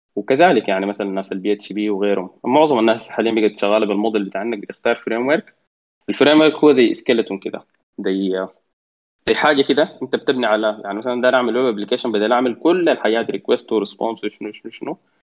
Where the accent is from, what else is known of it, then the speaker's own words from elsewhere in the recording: Sudan; عندنا في السودان